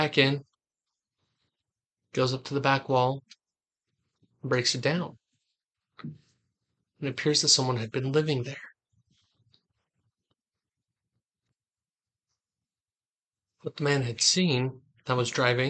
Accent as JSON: {"language": "English", "region": "Southeast Idaho", "country": "United States", "said": "we're from Idaho, Southeast Idaho"}